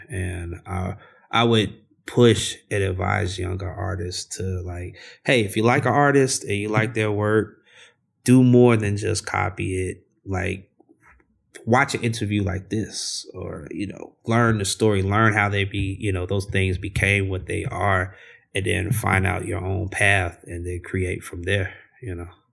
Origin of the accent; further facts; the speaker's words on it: Chicago, Illinois, United States; growing up in Chicago